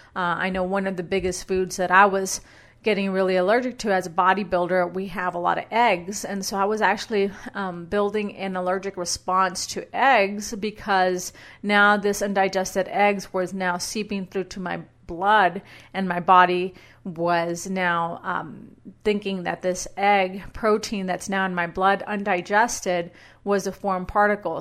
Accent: Brownsville, Texas, United States; moved away as an adult; also born or lived in San Antonio; now in Boise, United States; my hometown of Brownsville

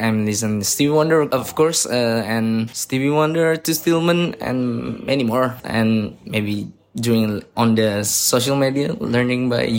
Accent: Jakarta, Indonesia; English is a second language; I'm from Jakarta.

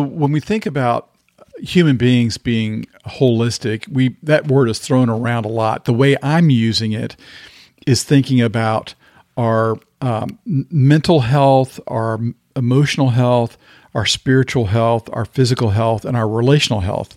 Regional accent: the South, United States; growing up in the South

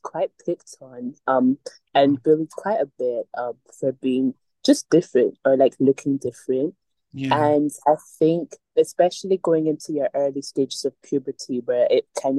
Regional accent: Glasgow, Scotland, United Kingdom; an ethnic minority growing up in Scotland

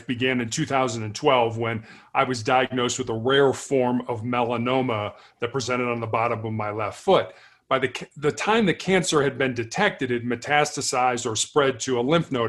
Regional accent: Chicago, Illinois, United States; I was born and raised in Chicago.

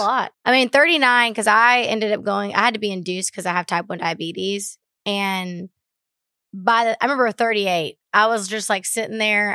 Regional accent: Baytown, Texas, United States; I grew up in Baytown, Texas

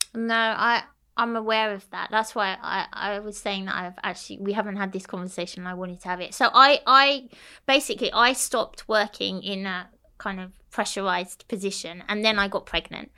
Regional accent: London, United Kingdom; moved away as an adult; now in Cyprus; I grew up in London, so it was a bit different

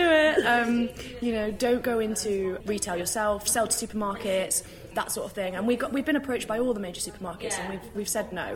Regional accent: United Kingdom; as British people, we

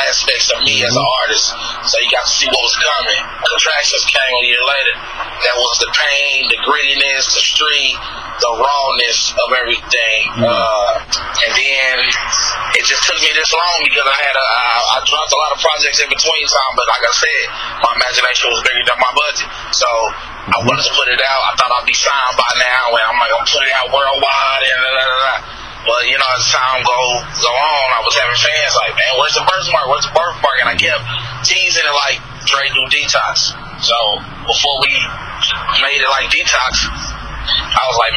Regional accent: Kansas City, Missouri, United States; moved away as an adult; now in Dallas, United States; I'm from Kansas City, Missouri, and our area code is 816

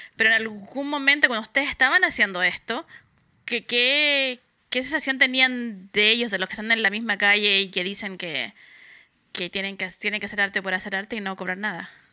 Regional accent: Valparaíso, Chile; Yo soy de Valparaíso

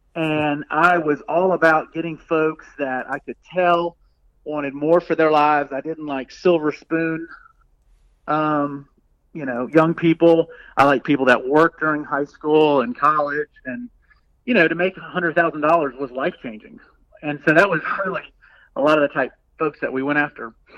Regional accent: Birmingham, Alabama, United States; I grew up in Birmingham, Alabama. Uh, went to Vestavia High School

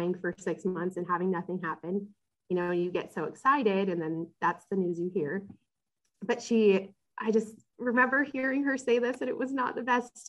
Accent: West Coast, United States; moved away as an adult; also born or lived in Rexburg, Idaho; now in North Carolina, United States; I'm from the West Coast.

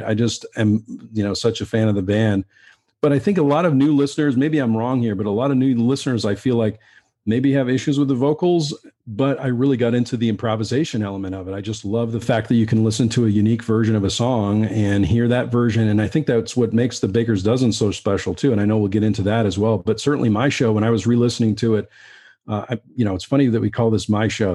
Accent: Western Massachusetts, United States; also born or lived in Keene, New Hampshire; I, I grew up in Western Massachusetts, and I, I went to school in Keene, New Hampshire

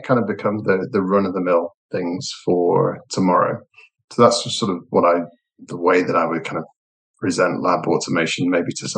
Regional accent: Liverpool, North West England, United Kingdom; now in Manchester, United Kingdom; Actually, I was born in Liverpool

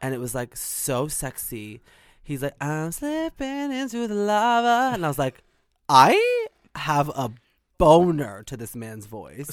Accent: Whitby, Ontario, Canada; I'm in Whitby, Ontario. So I grew up there.

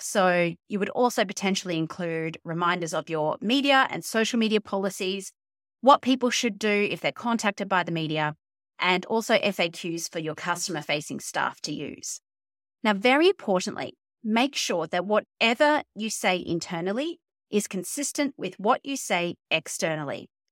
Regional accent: Queensland, Australia; the Queensland state government, my home state

